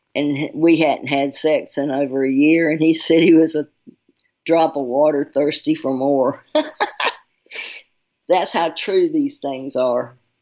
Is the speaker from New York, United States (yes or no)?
no; Charlotte, North Carolina, United States; I'm from North Carolina, Charlotte